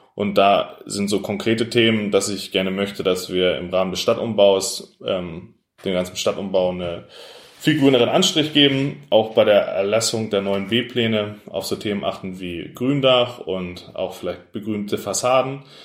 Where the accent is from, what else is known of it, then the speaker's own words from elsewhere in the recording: Pinneberg, Schleswig-Holstein, Germany; also born or lived in Elmshorn; weil es meine Heimatstadt ist. Ich bin hier aufgewachsen